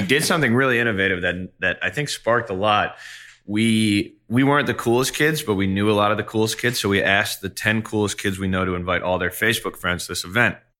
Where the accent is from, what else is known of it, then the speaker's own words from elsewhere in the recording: Long Island, New York, United States; I was from Long Island